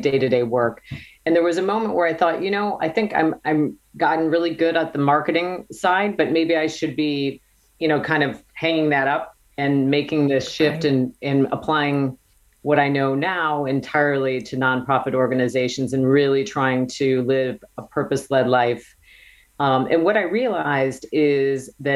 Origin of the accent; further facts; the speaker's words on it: Wisconsin, United States; I grew up in Wisconsin and was sort of a girl from the farm